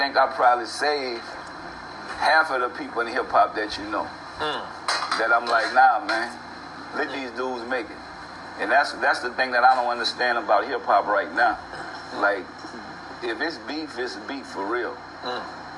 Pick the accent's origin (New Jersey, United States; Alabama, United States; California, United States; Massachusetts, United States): California, United States; Man, I grew up in the Cali, your project.